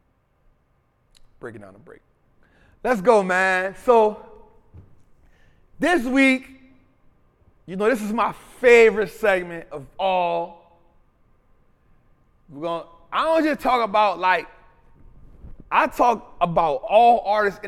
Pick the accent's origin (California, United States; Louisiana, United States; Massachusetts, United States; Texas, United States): Louisiana, United States; New Orleans; Memphis and New Orleans, that 504, right? My hometown